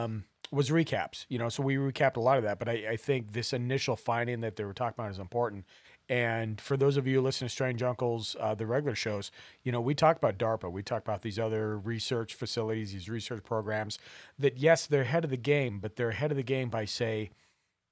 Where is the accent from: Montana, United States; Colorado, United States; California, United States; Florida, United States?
Montana, United States; growing up in Montana